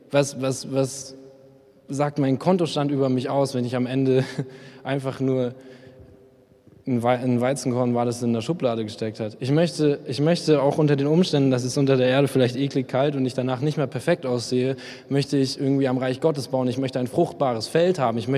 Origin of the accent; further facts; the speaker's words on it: Memmingen, Bavaria, Germany; weil ich komme eigentlich aus Memmingen und wir haben hier nur drei Penner, die kennt jeder